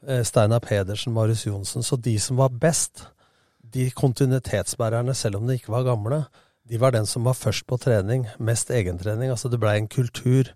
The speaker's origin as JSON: {"language": "Norwegian", "town": "Lillestrøm", "region": "Akershus", "country": "Norway", "tie": "born or raised there", "also_born_or_lived": "Kristiansand", "moved": "yes", "lives_now": "Skien, Norway", "said": "Vi har vokst opp sammen i Lillestrøm"}